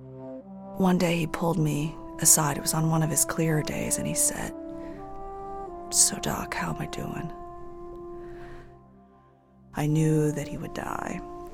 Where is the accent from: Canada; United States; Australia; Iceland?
United States; New England, near Connecticut; moved away as an adult; also born or lived in California; a retired cop from Connecticut, not too far from where I grew up.